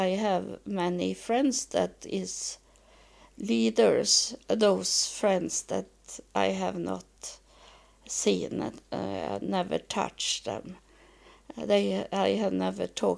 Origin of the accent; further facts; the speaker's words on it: Sweden; English is a second language; I was born and I live in Sweden